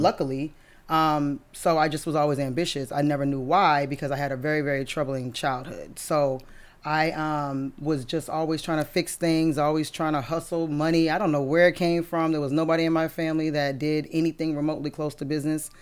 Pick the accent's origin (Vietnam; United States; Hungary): United States; Brockton, Massachusetts; moved away; I'm originally from Brockton, Massachusetts.